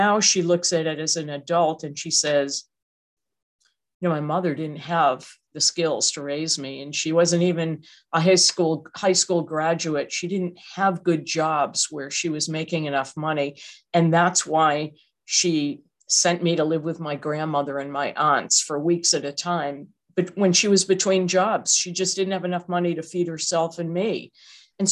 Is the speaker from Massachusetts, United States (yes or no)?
yes; Massachusetts, United States; moved away; I'm from Massachusetts